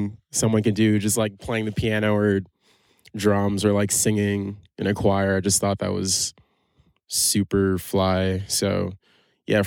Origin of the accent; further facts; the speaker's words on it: New York City, New York, United States; also born or lived in Boston; I'm from Brooklyn, New York